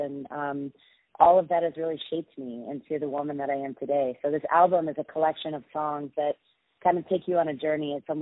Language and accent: English; Austin, Texas, United States; also born or lived in Los Angeles; now in New York City, United States; I am from Austin, Texas, Southern girl by heart